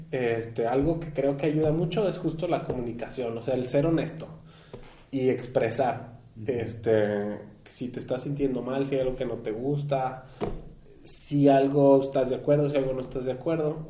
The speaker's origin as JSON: {"language": "Spanish", "country": "Mexico", "said": "como mexicanos"}